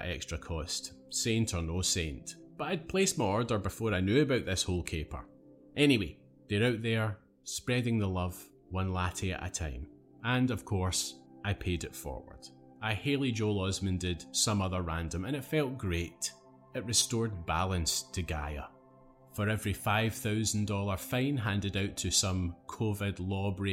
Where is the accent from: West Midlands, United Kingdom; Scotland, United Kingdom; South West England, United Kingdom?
Scotland, United Kingdom; I had a scarf on for at least 4 months of the year growing up in Scotland